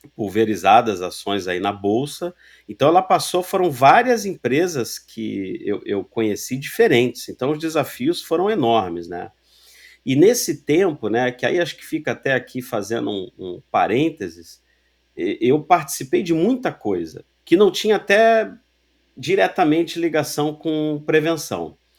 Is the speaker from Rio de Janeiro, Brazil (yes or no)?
yes; Rio de Janeiro, Brazil; Sou carioca, torcedor do América